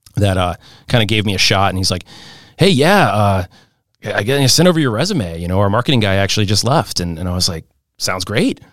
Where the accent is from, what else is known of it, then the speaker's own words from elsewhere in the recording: St. Louis, Missouri, United States; I grew up in Saint Louis, Missouri. That's my hometown